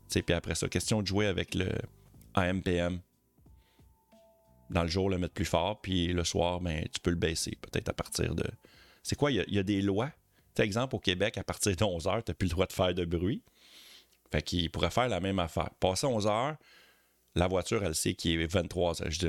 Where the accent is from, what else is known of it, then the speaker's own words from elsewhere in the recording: France; Après, après, je suis français et on a beaucoup de ronds-points chez nous.